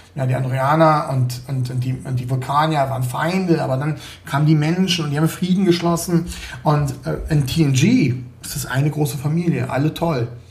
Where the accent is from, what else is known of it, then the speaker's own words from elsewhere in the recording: Berlin, Germany; now in Munich, Germany; Ich äh, lebe hier in München, komme aber ursprünglich aus Berlin. Also ich bin geborener Berliner.